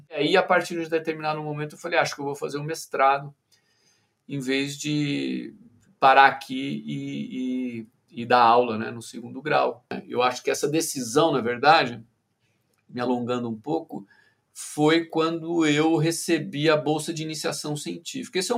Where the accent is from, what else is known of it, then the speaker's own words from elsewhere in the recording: Ribeirão Preto, São Paulo, Brazil; also born or lived in Campinas; eu sou de Ribeirão Preto, que é uma cidade a uns 300 quilômetros, 200 e poucos quilômetros de Campinas. E em Ribeirão Preto eu tinha uma vida, enfim, de, de, menino do interior de São Paulo, né?